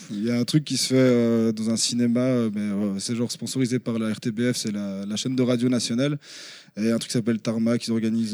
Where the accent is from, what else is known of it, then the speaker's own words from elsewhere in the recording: Brussels, Brussels-Capital Region, Belgium; De Bruxelles, en Belgique